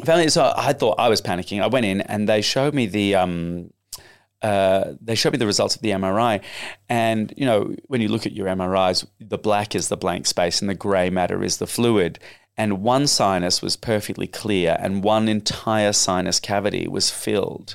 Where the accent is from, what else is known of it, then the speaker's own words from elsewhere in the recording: Australia; accent: Australian; moved away; also born or lived in United Kingdom; told not to speak in an Australian accent.